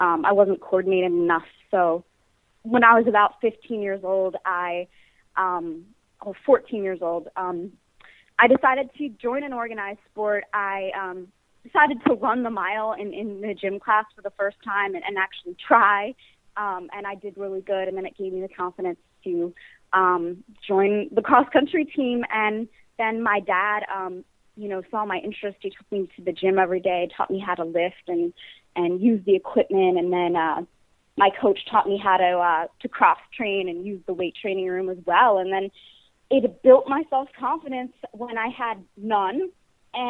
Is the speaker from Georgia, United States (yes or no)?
no; Bucks County, outside Philadelphia, Pennsylvania, United States; moved away as an adult; also born or lived in New York City, United States; now in Los Angeles, United States; I'm a Philly native, born and raised actually in the suburbs, about an hour outside of Philly, in Bucks County